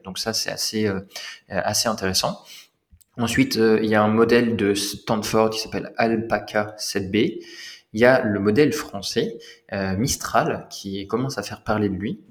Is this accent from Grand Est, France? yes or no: yes; Lorraine, Grand Est, France; j'ai grandi en Lorraine. J'ai grandi en Lorraine.